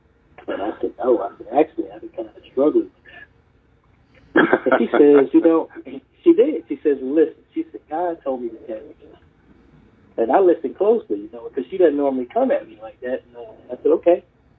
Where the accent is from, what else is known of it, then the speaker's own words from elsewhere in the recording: Charleston, South Carolina, United States; also born or lived in Harlem, New York, United States; I was born in Harlem, New York, and lived there until I was about 10. Then I moved to Charleston, South Carolina with my family, went to college.